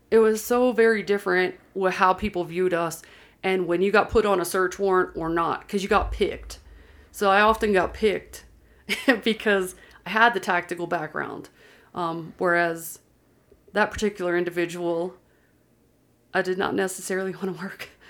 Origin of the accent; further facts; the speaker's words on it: Pennsylvania, United States; moved away as an adult; also born or lived in Georgia; now in Utah, United States; I grew up in Pennsylvania and lived there for twenty years